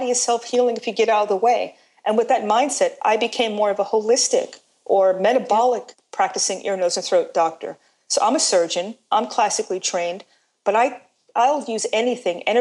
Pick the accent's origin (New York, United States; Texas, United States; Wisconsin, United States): New York, United States; New York City; I'm from New York, born in Brooklyn. And as a New Yorker